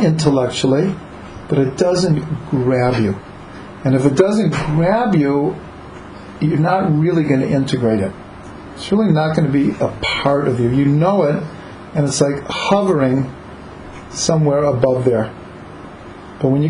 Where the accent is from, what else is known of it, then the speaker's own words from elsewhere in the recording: Cleveland, Ohio, United States; I grew up in Cleveland